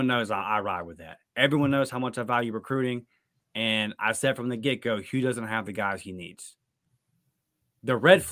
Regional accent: Pensacola, Florida, United States; my hometown here in Pensacola

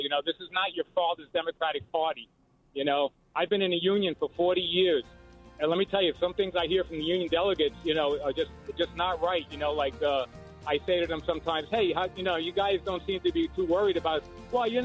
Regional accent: Hudson County, New Jersey, United States; I grew up in Hudson County, New Jersey

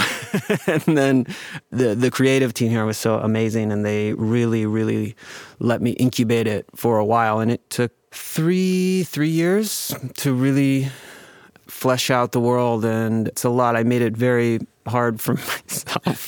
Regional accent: United States; I'm Chinese American

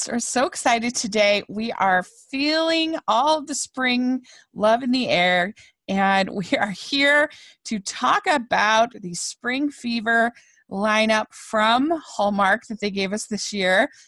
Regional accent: South Carolina, United States; I'm from South Carolina

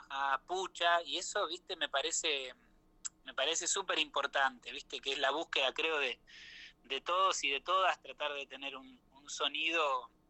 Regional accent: Salto, Buenos Aires Province, Argentina; yo soy de Salto, provincia de Buenos Aires.

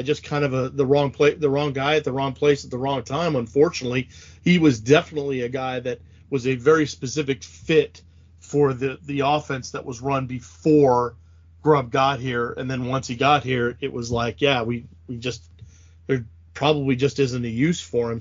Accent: Pacific Northwest, United States; someone who was born and raised in the Pacific Northwest

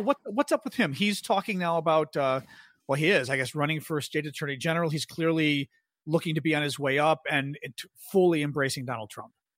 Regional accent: Chicago, Illinois, United States; also born or lived in New York; now in Washington, D.C., United States; i grew up in Chicago and been living in DC for a while

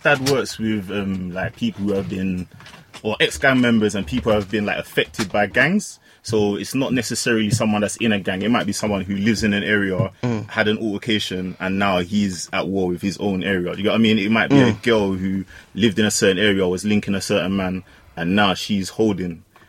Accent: London, United Kingdom; So I grew up in North, but I went to school in East.

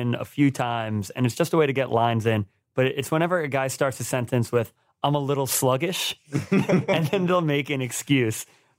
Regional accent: New York, United States; we're from New York. We mispronounce things sometimes.

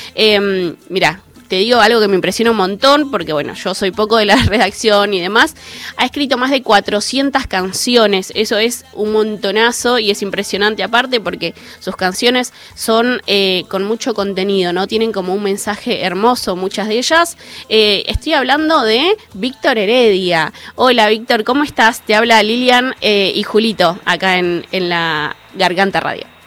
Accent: Buenos Aires, Argentina; yo soy de la Villa 31

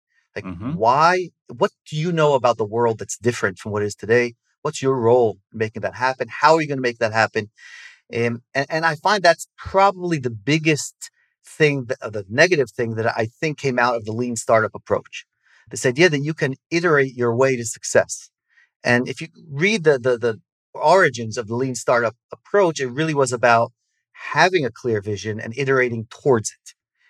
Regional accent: Israel; accent: American; So I grew up in Israel. And, you know, if we speak Hebrew, I'll be as obnoxious and short-tempered as every other Israeli. But my parents are American, so I have the accent. Grew up in Israel

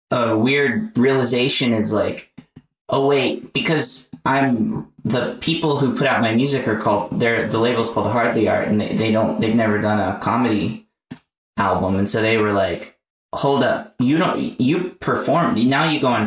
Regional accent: the South, United States; accent: Southern; Every time I do it, my Southern accent, I'll go like, "Hey y'all, what's everybody doing?"

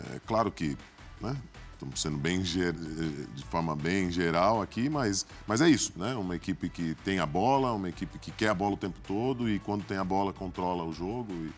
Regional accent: Santos, São Paulo, Brazil; also born or lived in New York; somos de Santos

